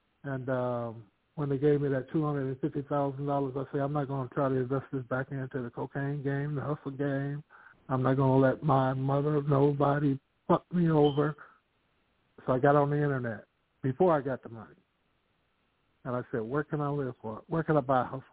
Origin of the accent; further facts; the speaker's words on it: Vallejo, California, United States; also born or lived in Sacramento; The Bay Area, Vallejo, Sacramento